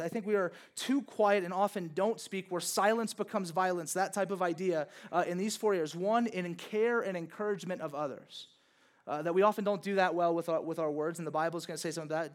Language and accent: English; Louisiana, United States; born or raised there